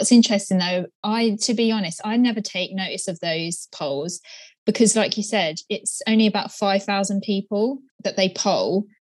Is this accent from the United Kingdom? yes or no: yes; United Kingdom